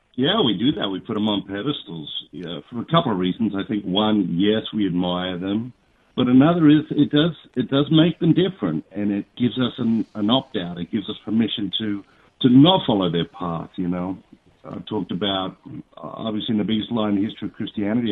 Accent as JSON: {"language": "English", "town": "Sydney", "region": "New South Wales", "country": "Australia", "tie": "born or raised there", "said": "I was born in St Martha's Hospital in Sydney, Australia."}